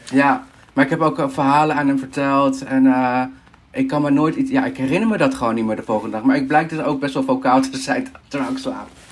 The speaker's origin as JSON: {"language": "Dutch", "country": "Peru", "moved": "yes", "lives_now": "Netherlands", "said": "ik kom zelf uit Peru. Mijn, ehm, ja, ik ben Peruaans"}